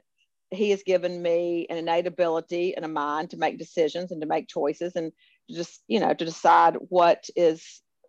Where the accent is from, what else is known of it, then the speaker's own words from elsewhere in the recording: Memphis, Tennessee, United States; always proud to be from Memphis and tell people that I'm from Memphis